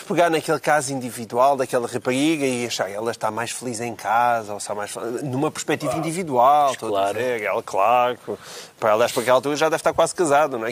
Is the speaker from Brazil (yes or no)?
no; Portalegre, Alentejo, Portugal; Porto Alegre, que é a minha terra